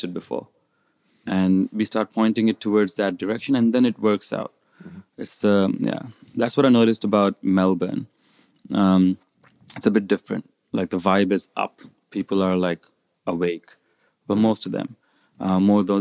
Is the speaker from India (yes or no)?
yes; India; moved away as an adult; also born or lived in New Zealand; So I moved from India. I went to New Zealand when I was about 18.